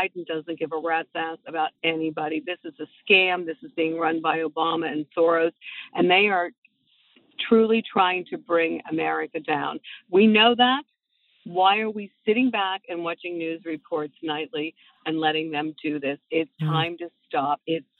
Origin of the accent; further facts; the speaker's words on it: Pittsburgh, Pennsylvania, United States; Hey, Megan, I'm from Pittsburgh, Pennsylvania. Pray for us. We need a new mayor.